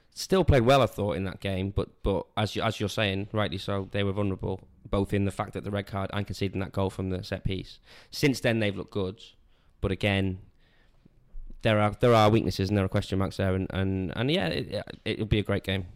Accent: Wales, United Kingdom; I'm from Wales

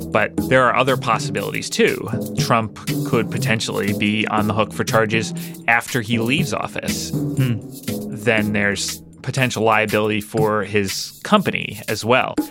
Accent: Midwest, United States; I'm from the Midwest

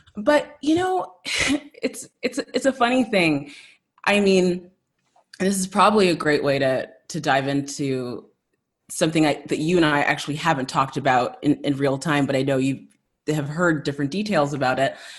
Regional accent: South Africa; moved away; growing up in South Africa, kind of leaving there shortly after apartheid

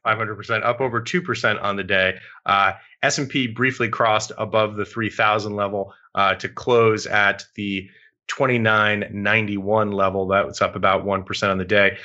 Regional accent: United States; as an American

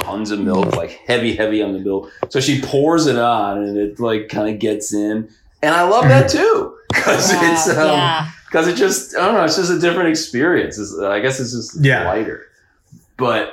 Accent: University Heights, Ohio, United States; I grew up in University Heights, outside of Cleveland, Ohio

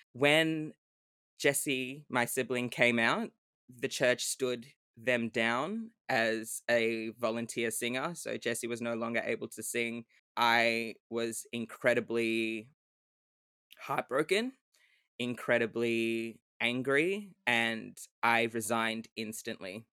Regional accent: Melbourne, Victoria, Australia; also born or lived in Sydney; I'm from Melbourne, but I am currently in Sydney for work

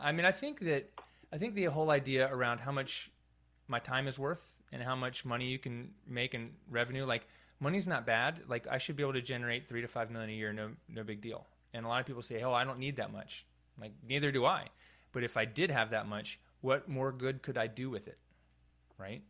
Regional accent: North Carolina, United States; moved away as an adult; also born or lived in California / San Francisco / San Luis Obispo; I grew up here in North Carolina

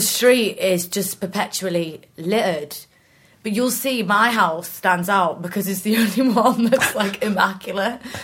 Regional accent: Norwich, East of England, United Kingdom; also born or lived in York; now in South of England, United Kingdom; I'm actually from Norwich.

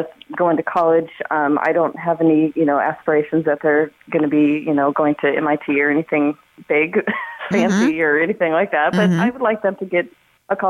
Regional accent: Montana, United States; moved away; Originally, I'm from Montana.

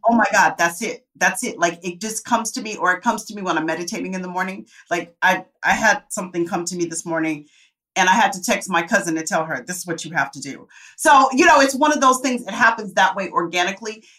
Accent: Tempe, Arizona, United States; moved away; I come from Tempe, Arizona

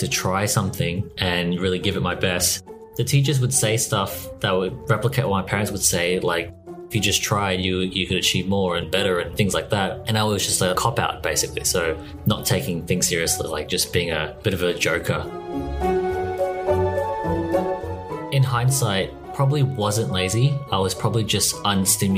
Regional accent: Australia; born or raised there

